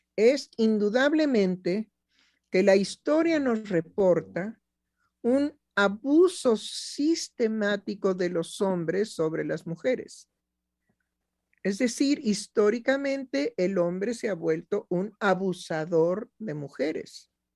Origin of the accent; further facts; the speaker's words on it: Mexico; como mexicana